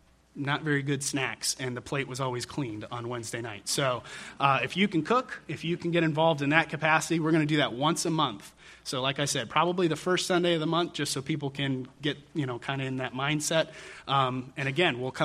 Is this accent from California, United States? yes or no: no; Denver, Colorado, United States; my youth group experience growing up in Denver, Colorado